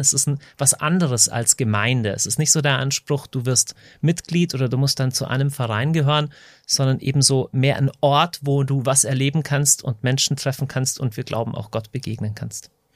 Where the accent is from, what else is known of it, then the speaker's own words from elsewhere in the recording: Deggendorf, Bavaria, Germany; Ich komme aus Deckendorf in Niederbayern.